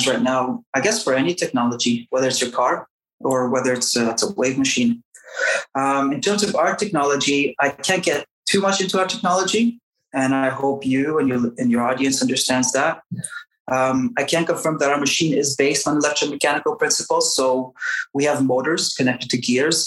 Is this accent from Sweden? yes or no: no; Canada; first language English; moved away as an adult; now in Basque Country, Spain; I grew up most of my life in Canada, so my mother tongue is English